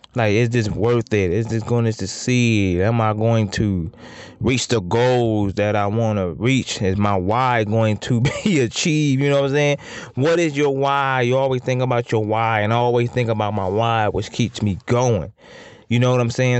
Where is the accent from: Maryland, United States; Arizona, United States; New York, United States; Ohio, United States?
Ohio, United States; Toledo; I'm from Toledo, the four one nine